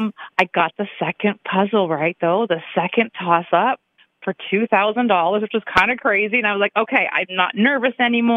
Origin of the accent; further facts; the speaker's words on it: Michigan, United States; And then I'm from Michigan.